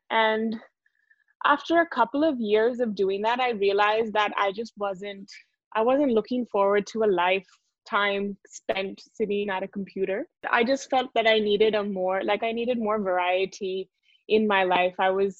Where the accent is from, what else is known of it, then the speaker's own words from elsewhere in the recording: India; He came to India as an IIT professor. So I grew up in India.